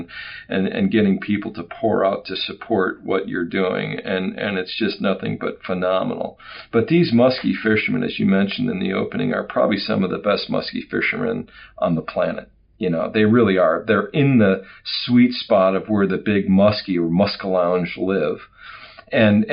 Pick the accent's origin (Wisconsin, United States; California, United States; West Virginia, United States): Wisconsin, United States; I'm an old Wisconsin guy. I grew up in Wisconsin